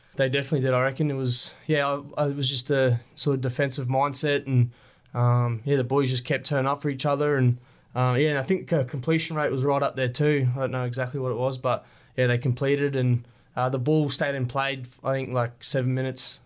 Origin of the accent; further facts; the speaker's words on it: Rockhampton, Queensland, Australia; growing up in Rocky